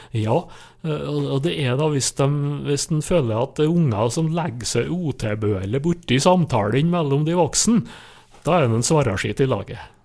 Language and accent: Norwegian; Nordmøre, Møre og Romsdal, Norway; på Nordmøre, der jeg kommer ifra